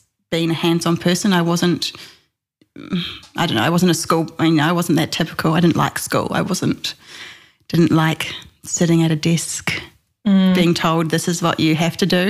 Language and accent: English; Cambridge, Waikato, New Zealand; moved away as an adult; I grew up in Cambridge, born and bred